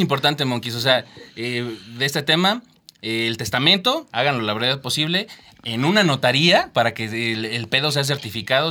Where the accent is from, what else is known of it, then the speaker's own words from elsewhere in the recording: Mexico; somos mexicanos